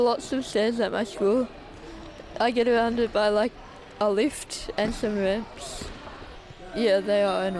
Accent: Wollongong, New South Wales, Australia; I'm 14 and I'm from Wollongong.

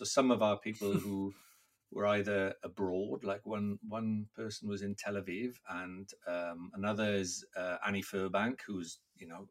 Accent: Wales, United Kingdom; first language Welsh; English is a second language; I'm Welsh, and performing is very much a part of Welsh life, especially growing up speaking Welsh

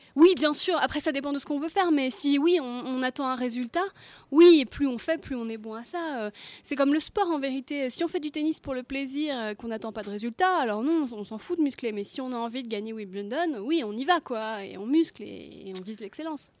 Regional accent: Brittany, France; je suis bretonne

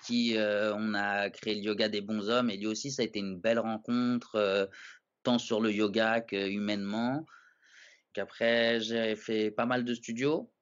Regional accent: Paris, Île-de-France, France; je connaissais pas vraiment Paris alors que je suis un Parisien

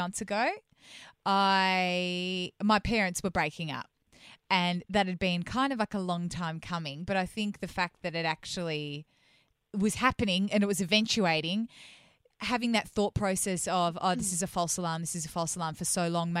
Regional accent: Melbourne, Victoria, Australia; moved away as an adult; I'm a Melbourne girl.

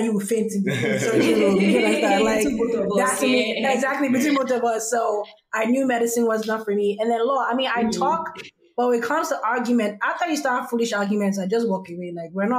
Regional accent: Nigeria; accent: Nigerian; now in United States; coming to this country as a Nigerian

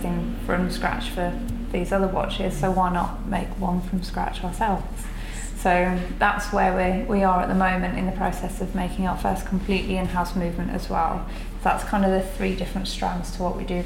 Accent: Birmingham, West Midlands, United Kingdom; I'm from Perry Bar

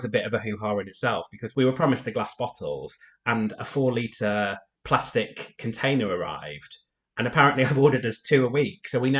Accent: United Kingdom; I'm British.

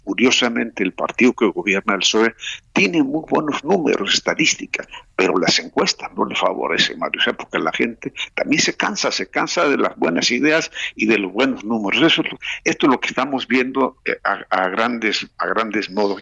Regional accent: Mexico; now in Spain; somos los mexicanos

